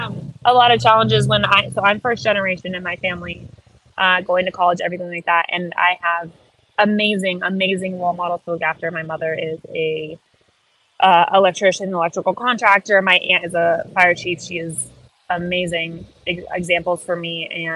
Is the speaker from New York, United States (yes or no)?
no; Miami, Florida, United States; we're from the South, but we're from Miami South. And the rest of the South is very different.